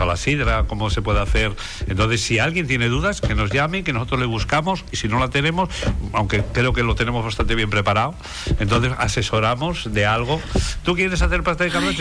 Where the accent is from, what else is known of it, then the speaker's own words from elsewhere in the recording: Asturias, Spain; now in Canary Islands, Spain; mi tierra, que es Asturias